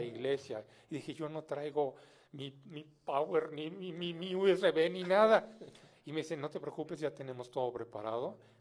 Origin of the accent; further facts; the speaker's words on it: Mexico City, Mexico; soy mexicano de nacimiento, pero soy hijo de francés